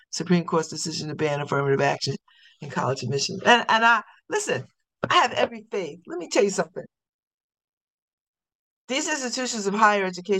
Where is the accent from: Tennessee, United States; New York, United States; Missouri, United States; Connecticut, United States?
Connecticut, United States; New Haven; I've been saying that since I was born. I'm from New Haven.